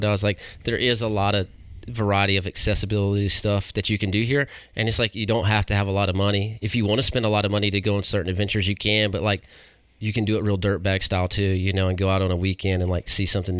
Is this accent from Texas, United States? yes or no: no; Waynesville, North Carolina, United States; Yeah, I grew up like in Waynesville.